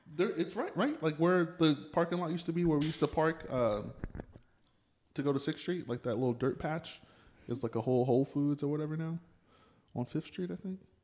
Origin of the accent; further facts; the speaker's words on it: Pflugerville, Texas, United States; I grew up in Pflugerville